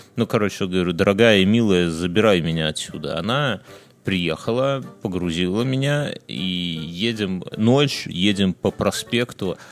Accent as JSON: {"language": "Russian", "country": "Belarus"}